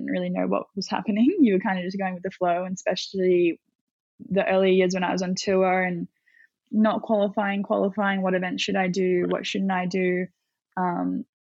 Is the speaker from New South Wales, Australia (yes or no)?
yes; Avoca Beach, New South Wales, Australia; born or raised there